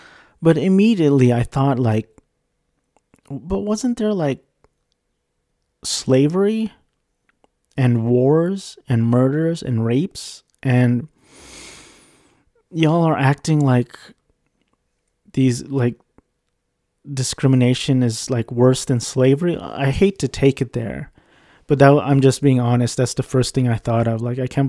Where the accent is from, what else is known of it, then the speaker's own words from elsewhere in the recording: Philippines; it was by the Filipino guy, because I'm Filipino.